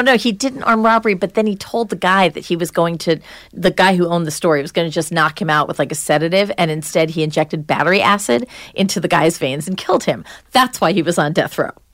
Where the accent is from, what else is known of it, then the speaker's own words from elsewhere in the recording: Long Island, New York, United States; now in New Hampshire, United States; I was from Long Island. I grew up in the suburbs.